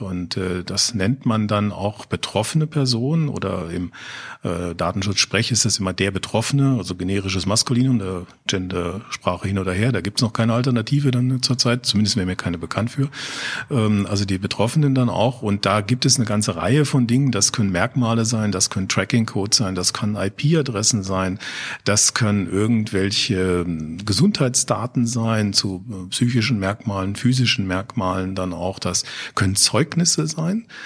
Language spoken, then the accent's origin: German; Offenbach am Main, Hesse, Germany; ich komme aus Offenbach